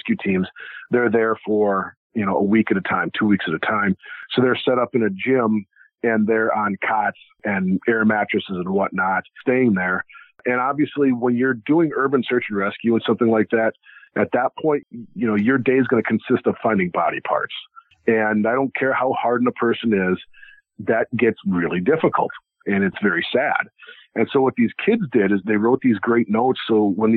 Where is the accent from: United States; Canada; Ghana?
United States; Iowa; I grew up in Iowa. Or I still live in Iowa